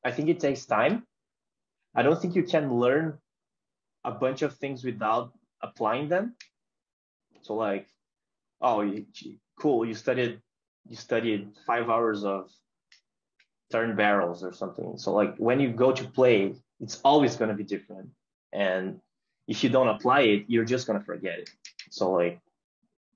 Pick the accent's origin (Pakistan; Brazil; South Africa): Brazil; mine and other Brazilian players